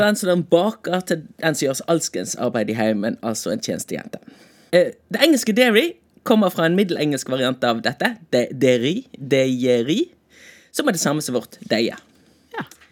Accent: Bergen, Vestland, Norway; som bergenser

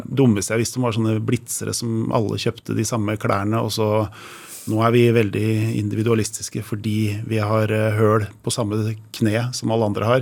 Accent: Drøbak, Akershus, Norway; moved away as an adult; also born or lived in Oslo; Ja, jeg er født i Oslo, men da jeg var tre år gammel, så flytta jeg til Drøbak. Og der bodde jeg til jeg var 20. Så ja. liksom, oppveksten min har vært i Drøbak

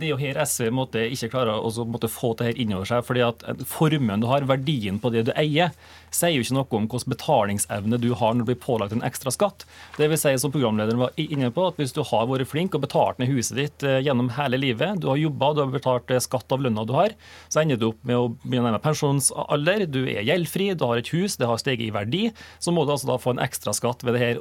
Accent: Møre og Romsdal, Norway; Jeg kommer fra Møre og Romsdal

